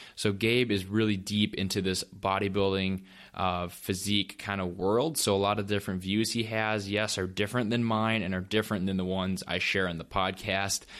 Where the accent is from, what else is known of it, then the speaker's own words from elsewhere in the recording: North Dakota, United States; I'm a farm kid too. Um, I'm from North Dakota